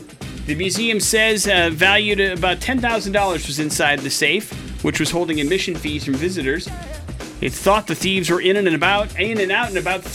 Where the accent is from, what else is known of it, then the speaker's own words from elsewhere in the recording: West Allis, Wisconsin, United States; now in Idaho, United States; growing up in Wisconsin. It was right in West Allis, which is the city in which I went to high school